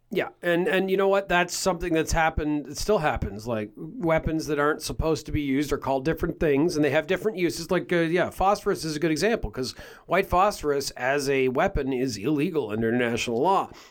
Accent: Canada; we're from Canada

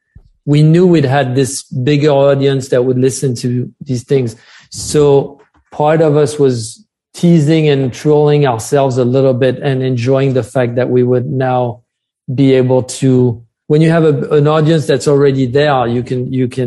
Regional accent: France; accent: French; English is a second language; now in New York City, United States; my French accent

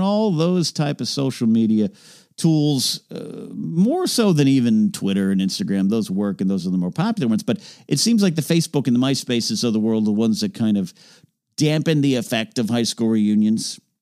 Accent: San Luis Obispo, California, United States; moved away as an adult; now in Los Angeles, United States; this place called Madonna Inn in my hometown

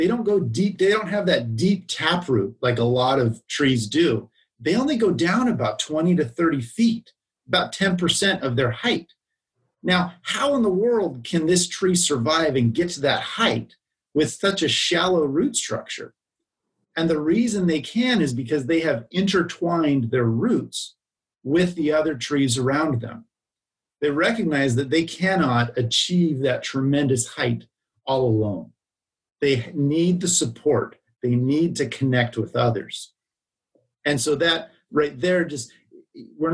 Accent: Bay Area, California, United States; growing up in the Bay Area

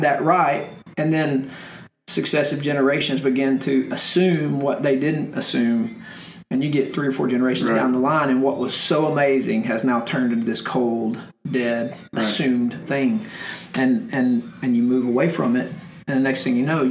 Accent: United States; as an American Christian

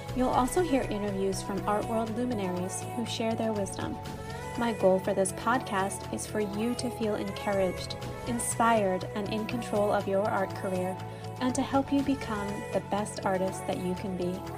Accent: Philadelphia, Pennsylvania, United States; I'm from Philadelphia, so I have my studio here and I live here in the Manayunk area

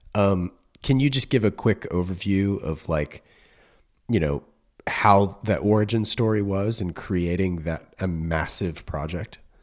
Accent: North Carolina, United States; moved away as an adult; now in California, United States; I grew up in North Carolina

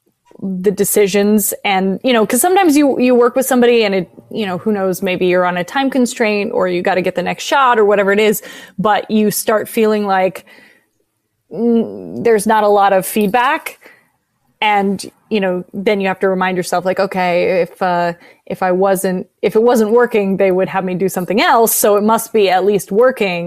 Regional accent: San Francisco, California, United States; now in Los Angeles, United States; I love that city. I was born there. But I've never really spent much time there as an adult.

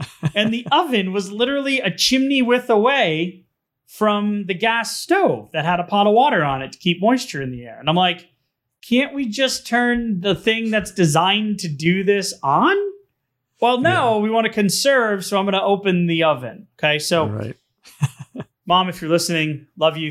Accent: New England, United States; growing up in New England

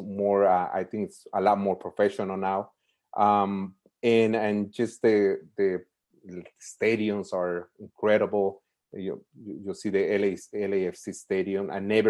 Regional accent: Oxnard, California, United States; also born or lived in Mexico; now in Los Angeles, United States; I grew up in Ventura County. Basically, I was born in Mexico, and the first city that I live in was Oxnard.

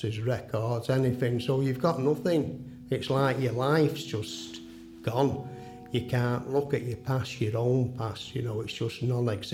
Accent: Manchester, North West England, United Kingdom; born and bred in Manchester

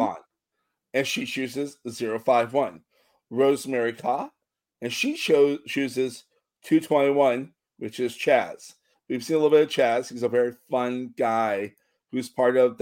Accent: United States; As an American

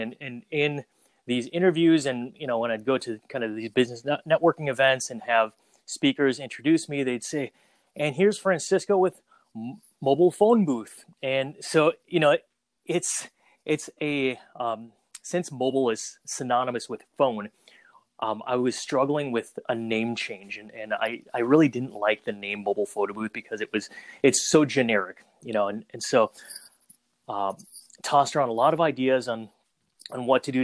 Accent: Minnesota, United States; also born or lived in Saigon, Vietnam / Twin Cities, Minnesota; I was born in Saigon, Vietnam. Uh, shortly after the Vietnam War, uh, we moved to Minnesota, all places, and kind of started out life there

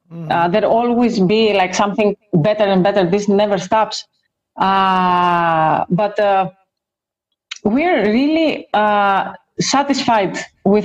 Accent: Greece; we are both from the same country. We are both from Greece

